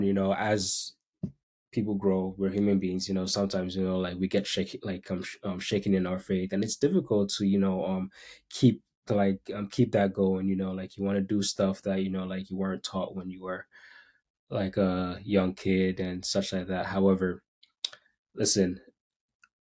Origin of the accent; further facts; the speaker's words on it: Tema, Greater Accra, Ghana; moved away; I grew up in Ghana, West Africa. I grew up in Tema